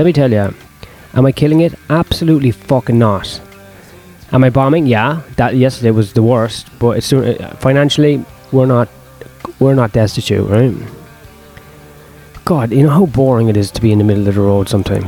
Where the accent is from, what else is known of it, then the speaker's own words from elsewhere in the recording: Ireland; I was born in Ireland